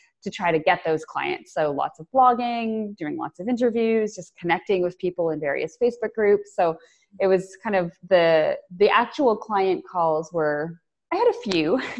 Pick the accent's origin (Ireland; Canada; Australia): Canada; I'm Canadian